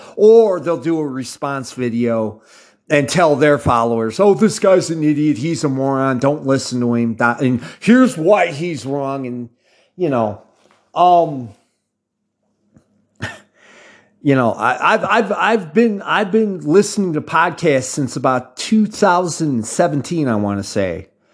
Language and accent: English; United States; accent: American; I talk from American perspective. Obviously, for those of you outside the United States, you can hear it in my accent.